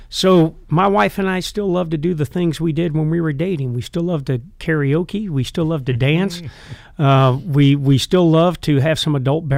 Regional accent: Iowa, United States; I'm being from Iowa, I'm a University of Iowa fan. But all the years I spent at Fort Bragg, I'm also a huge Carolina Panther fan

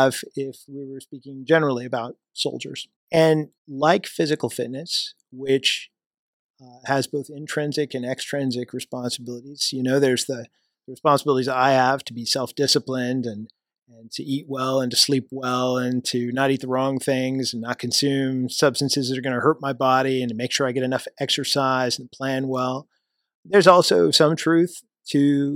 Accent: Missouri, United States; moved away as an adult; My home state is Missouri, so I was in the Missouri National Guard

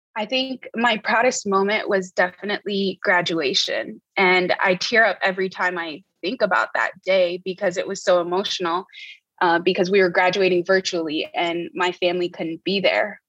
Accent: Port-au-Prince, Ouest, Haiti; moved away as an adult; also born or lived in United States; I was born and raised in Port-au-Prince, Haiti

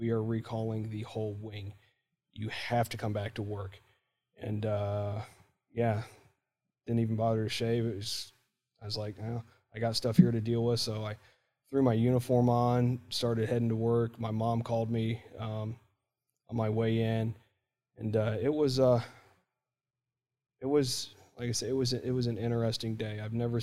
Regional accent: Warsaw, Indiana, United States; moved away; also born or lived in Trenton, Ohio / Middletown, Ohio; Originally from Middletown, Ohio, more or less. I would say Trenton, but nobody knows where it is. And then when I was 5 years old, we moved up to Warsaw, Indiana

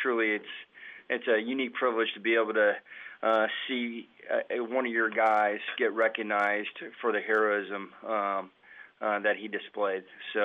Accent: Cheyenne, Wyoming, United States; I grew up in Cheyenne, Wyoming. Came in the Army in 92, shortly after high school

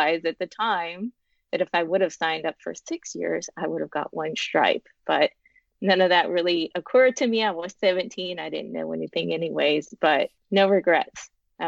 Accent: Walla Walla, Washington, United States; moved away as an adult; I am from Walla Walla, Washington

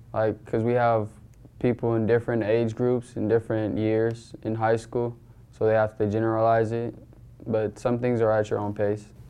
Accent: Renton, Washington, United States; I'm from Renton, Washington

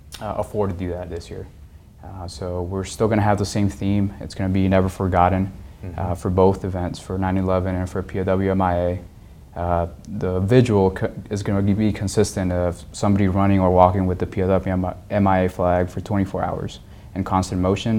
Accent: Los Angeles, California, United States; now in Oklahoma, United States; I'm originally from Los Angeles, California

